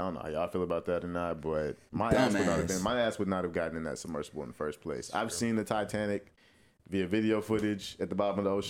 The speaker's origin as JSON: {"language": "English", "region": "the South", "country": "United States", "said": "we're from the South."}